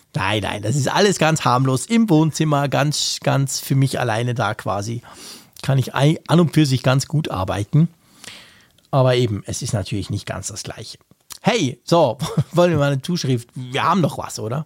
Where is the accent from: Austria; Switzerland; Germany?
Switzerland; Bern; als, äh, Berner